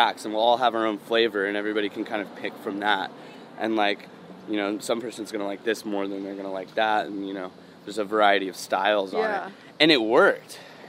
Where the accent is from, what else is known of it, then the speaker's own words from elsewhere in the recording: the South, United States; me too, you know, I'm from the South, like, I love that shit